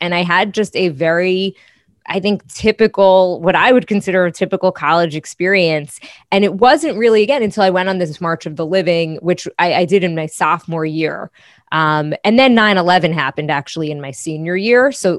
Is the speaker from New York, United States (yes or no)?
yes; New York, United States; So I'm from originally Long Island, and I live there now. and I was from the North Shore of Nassau County, which is extremely Jewish.